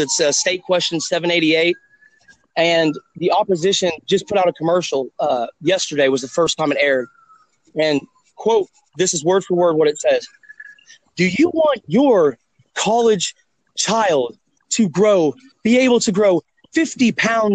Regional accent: Nebraska, United States; now in Oklahoma, United States; I'm originally from Nebraska

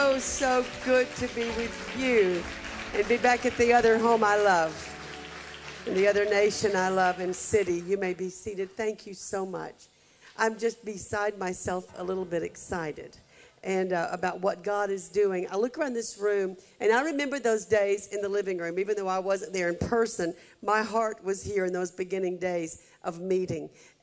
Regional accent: Hamilton, Alabama, United States; my hometown of Hamilton, Alabama

